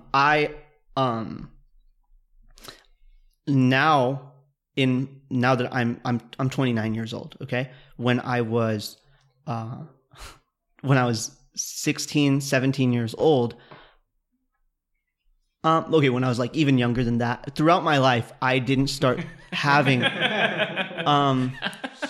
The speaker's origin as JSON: {"language": "English", "region": "Kansas", "country": "United States", "tie": "born or raised there", "moved": "yes", "said": "I grew up in Kansas, so the seasons in Kansas are severe"}